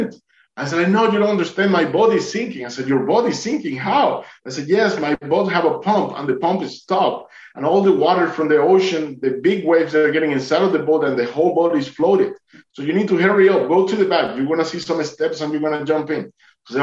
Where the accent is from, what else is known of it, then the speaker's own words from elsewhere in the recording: Duluth, Georgia, United States; I'm from Duluth